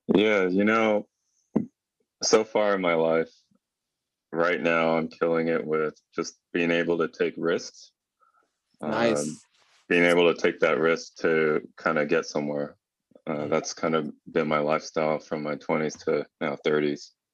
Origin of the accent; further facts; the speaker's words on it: Los Angeles, California, United States; moved away as an adult; now in San Francisco Bay Area, United States; I'm from SoCal, uh, LA.